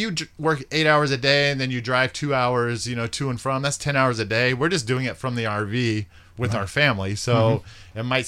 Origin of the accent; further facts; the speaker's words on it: Tacoma, Washington, United States; moved away as an adult; also born or lived in Las Vegas; I'm from Washington, Tacoma area, and I moved here in 1994 after high school.